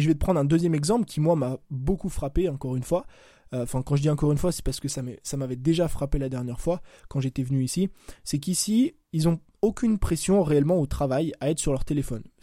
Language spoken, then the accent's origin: French; France; je te parle de la France parce que moi j'ai grandi en France.